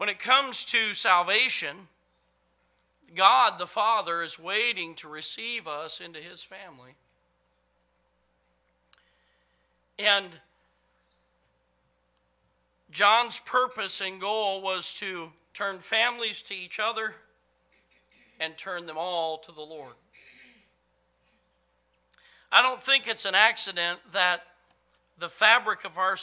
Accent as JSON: {"language": "English", "country": "United States", "said": "I'm a freedom-loving, red-blooded American, gun-toting, Bible-thumping American."}